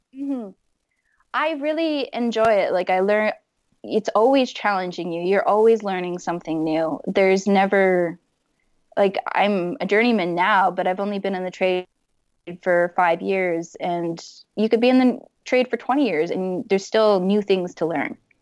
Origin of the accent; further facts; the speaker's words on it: Fort McMurray, Alberta, Canada; moved away; someone that's been born and raised in Fort McMurray